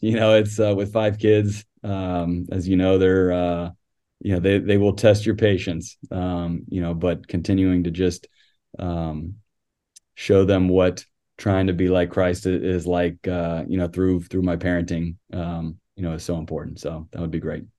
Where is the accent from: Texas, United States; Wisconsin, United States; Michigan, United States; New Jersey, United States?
Texas, United States; San Antonio; now in Athens, United States; growing up in San Antonio, uh, always followed the Spurs.